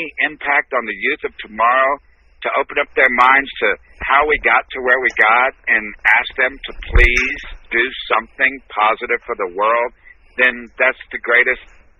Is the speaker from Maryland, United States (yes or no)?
no; Texas, United States; So I'm from Texas.